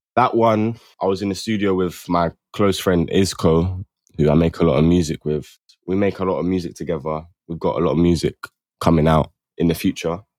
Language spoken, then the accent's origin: English; London, United Kingdom; also born or lived in Camden, London; I'm from South, like, Mitcham, Streatham area.